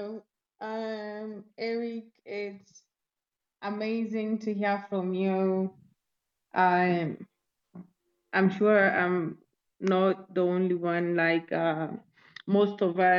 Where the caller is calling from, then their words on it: Nairobi, Kenya; I'm speaking from Nairobi, Kenya.